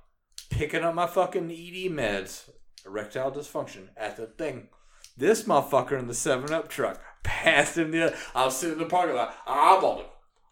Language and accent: English; North Carolina, United States; I'm from North Carolina. I'm the fucking whites.